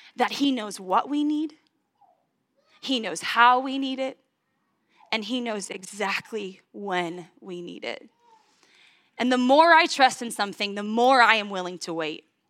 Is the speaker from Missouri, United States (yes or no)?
yes; St. Joseph, Missouri, United States; also born or lived in Washington, Missouri; I was born in St. Joseph, Missouri